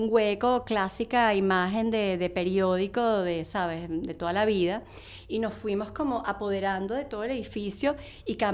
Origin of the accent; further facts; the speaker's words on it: Venezuela; moved away as an adult; now in United States; yo me vine de Venezuela con lo que sea.com, trabajando con ellos.